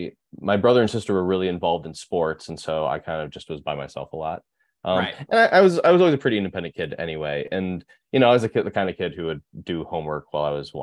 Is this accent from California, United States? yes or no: no; Berkley, Michigan, United States; accent: Midwest; moved away as an adult; also born or lived in Rochester Hills, Michigan / Chicago, Illinois; now in Portland, United States; I grew up in Michigan, right outside of Detroit. Berkeley, Michigan, and then Rochester Hills, Michigan